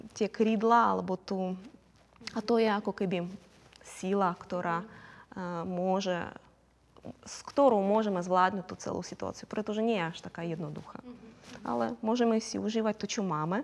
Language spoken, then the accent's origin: Slovak; Crimea, Ukraine; Slovak is a second language; moved away as an adult; now in Slovakia; Ja som z Krymu, som z rodiny